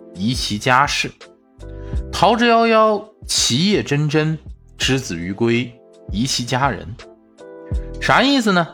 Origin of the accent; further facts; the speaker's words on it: Northeast China, China; moved away as an adult; also born or lived in Chongqing; 黄桃罐头呢，绝对是俺们东北人的灵丹妙药